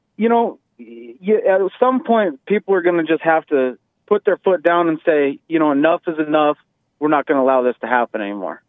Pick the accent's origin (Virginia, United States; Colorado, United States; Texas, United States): Colorado, United States; I grew up in the Colorado area.